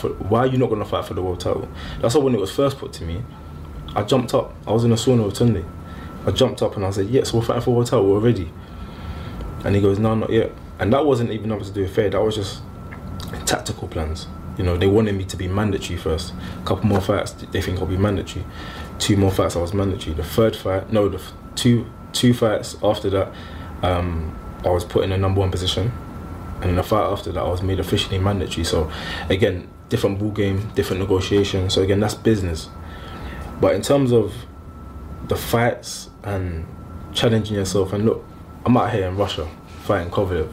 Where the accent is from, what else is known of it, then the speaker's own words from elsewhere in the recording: London, United Kingdom; also born or lived in Hackney; I was born in Hackney, but I grew up in like Stratford, Forest Gate.